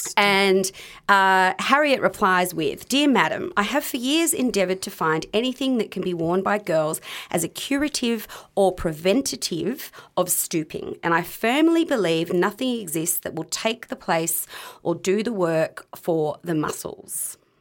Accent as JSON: {"language": "English", "country": "Australia", "tie": "born or raised there", "said": "growing up in Australia"}